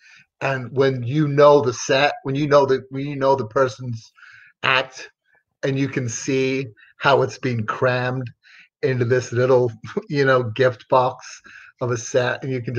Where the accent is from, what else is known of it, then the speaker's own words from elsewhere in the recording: Ireland; also born or lived in England / Texas; I was raised in Ireland and England, and then I lived in Texas for a while.